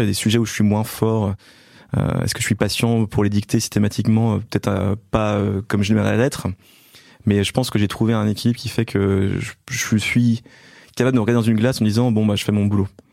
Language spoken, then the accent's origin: French; Belfort, Bourgogne-Franche-Comté, France; je suis né en fait à Belfort, donc dans l'est de la France